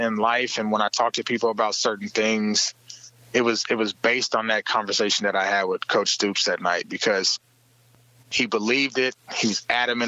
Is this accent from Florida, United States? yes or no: no; Oklahoma, United States; born or raised there; moved away as an adult; also born or lived in Kansas